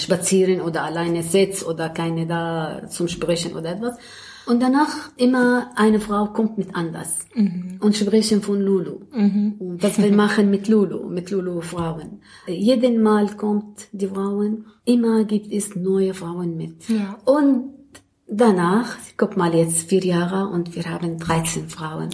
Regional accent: Damascus, Damascus Governorate, Syria; German is a second language; moved away as an adult; now in Berlin, Germany; ich komme aus Syrien, aus Damaskus

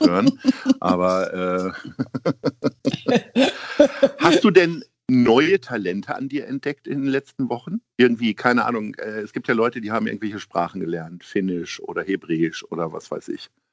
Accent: Hamburg, Germany; wir Hamburger

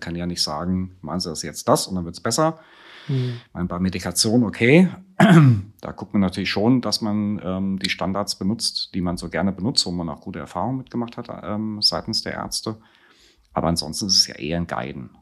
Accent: Friedberg, Hesse, Germany; moved away as an adult; in Friedberg geboren, also ich bin klassischer Mittelhesse

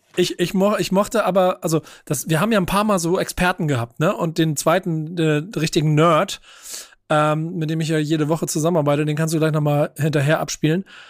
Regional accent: Hamburg, Germany; Ich bin Hamburger durch und durch

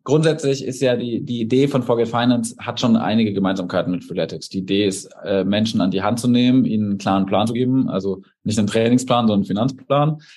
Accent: Erlangen, Bavaria, Germany; also born or lived in Munich; now in Berlin, Germany; ich komme aus Erlangen, ähm, das ist in Bayern

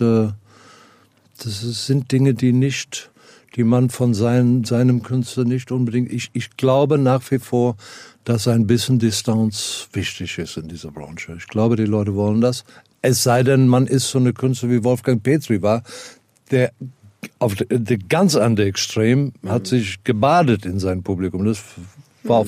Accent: South Africa; moved away; Ich komme, komme aus Südafrika

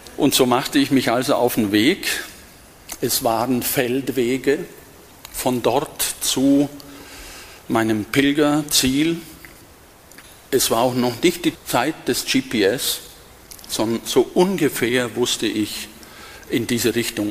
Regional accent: west of Augsburg, Diocese of Augsburg, Bavaria, Germany; moved away as an adult; now in Berlin, Germany; ich stamme aus dem Bistum Augsburg und bin hier aufgewachsen. Nicht hier in Benediktbeuren, paar Kilometer entfernt, westlich von Augsburg

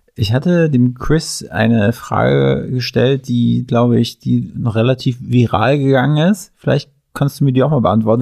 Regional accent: Mecklenburg-Vorpommern, Germany; moved away; Ich komme ursprünglich aus MacPom

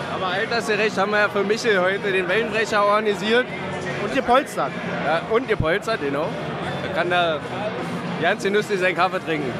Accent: Brandenburg, Germany; Wir als Brandenburger

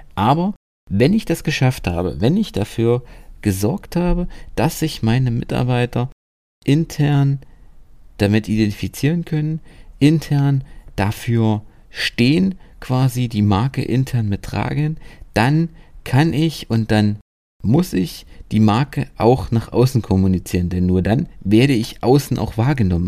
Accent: Germany; bei uns in Deutschland

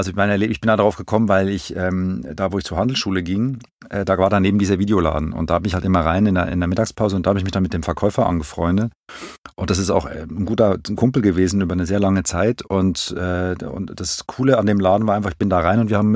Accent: Zurich, Switzerland; moved away as an adult; now in Berlin, Germany; Ich bin geboren in der Schweiz, in Zürich, aufgewachsen und ähm, bin seit ungefähr 18, 19 Jahren lebe ich in Berlin

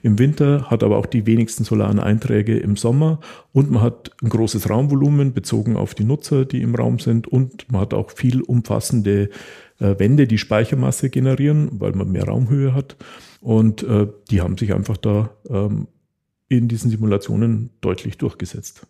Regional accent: Taching, Bavaria, Germany; für die Bauern in der Umgebung ähm, von Tanning, wo ich herkomme, Scheunen gebaut

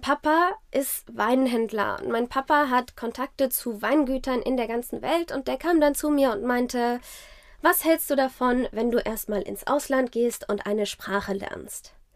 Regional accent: Zornheim, Rhineland-Palatinate, Germany; also born or lived in France / South Africa / Geisenheim; Genau, ich bin in Rheinhessen groß geworden. Ich bin in Zornheim aufgewachsen.

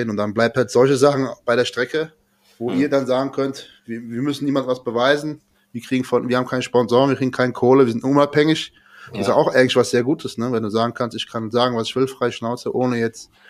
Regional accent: Frankfurt, Hesse, Germany; ich komme auch aus Frankfurt. So wie ihr auch.

